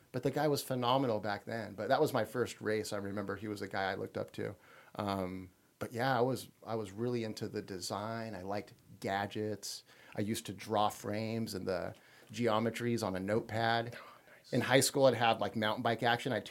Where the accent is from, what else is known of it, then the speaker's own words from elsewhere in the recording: Anaheim, California, United States; born there; No, I was born in Anaheim.